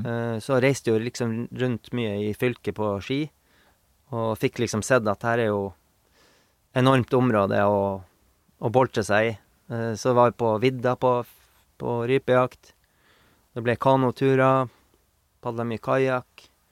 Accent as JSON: {"language": "Norwegian", "town": "Bjørnevatn", "region": "Finnmark", "country": "Norway", "tie": "born or raised there", "moved": "yes", "lives_now": "Meråker, Norway", "said": "Jeg er jo fra Sandnes, Bjørnevatn, som ja. er ei mil utafor Kirkenes."}